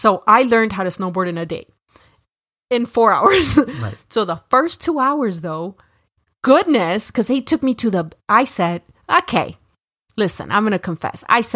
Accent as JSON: {"language": "English", "region": "Florida", "country": "United States", "said": "I come from Florida, which is..."}